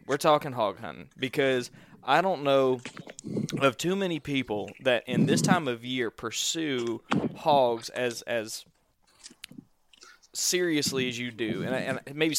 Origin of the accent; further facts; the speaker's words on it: Southeast Georgia, United States; I grew up in Southeast Georgia.